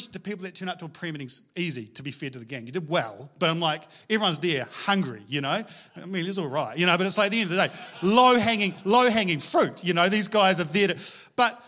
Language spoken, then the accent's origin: English; Scotland, United Kingdom; moved away; I'm Scottish